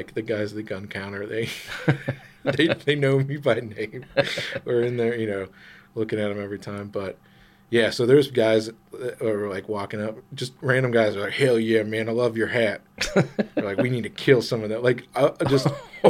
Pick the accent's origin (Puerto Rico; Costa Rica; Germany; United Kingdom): Germany; So we lived in Germany, right? I grew up in Germany.